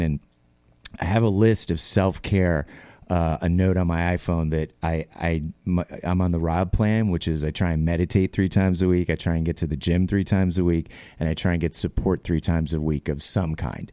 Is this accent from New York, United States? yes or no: yes; New York, United States; born and raised New Yorker